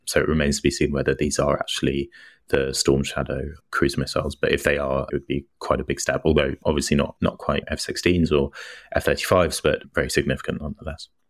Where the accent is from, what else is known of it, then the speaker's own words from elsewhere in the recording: United Kingdom; moved away; I'm British and I live abroad